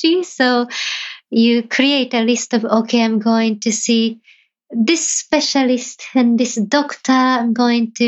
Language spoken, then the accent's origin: English; Japan; moved away; somebody who was born and raised in Japan